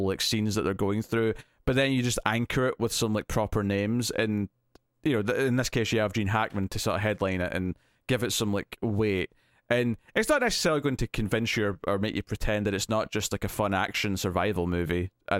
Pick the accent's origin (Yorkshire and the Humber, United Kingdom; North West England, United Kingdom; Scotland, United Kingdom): Scotland, United Kingdom; I'm Scottish